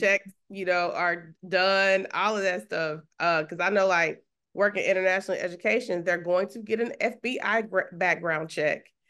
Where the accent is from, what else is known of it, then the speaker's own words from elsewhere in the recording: Huntsville, Texas, United States; where I grew up in Huntsville, you know, small town in Texas